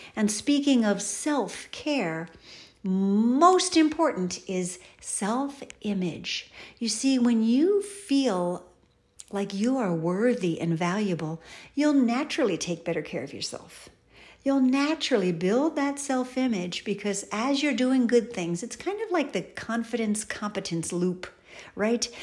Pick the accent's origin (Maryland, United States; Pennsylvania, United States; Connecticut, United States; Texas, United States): Pennsylvania, United States; Philadelphia; I was born in Philadelphia